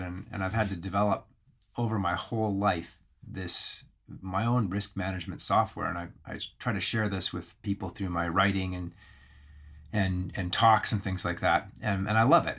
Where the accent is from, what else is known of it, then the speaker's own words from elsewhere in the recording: Alberta, Canada; I grew up in the Canadian Rockies, and so that's Banff, Camor, Lake Louise